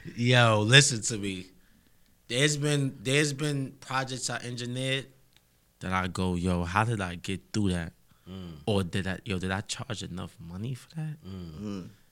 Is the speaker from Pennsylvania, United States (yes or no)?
no; New York City, New York, United States; I'm really from Harlem